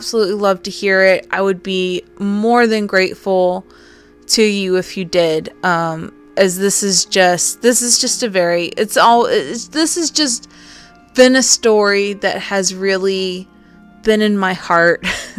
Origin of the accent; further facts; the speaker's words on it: the South, United States; accent: southern; My southern accent